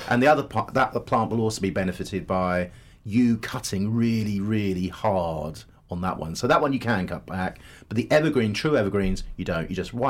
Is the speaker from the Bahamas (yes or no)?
no; Hertfordshire, East of England, United Kingdom; I'm from Hertfordshire